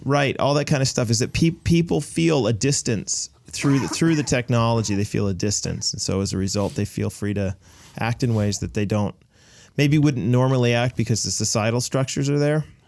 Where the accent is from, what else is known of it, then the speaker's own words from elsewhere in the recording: United States; now in Canada; I'm an American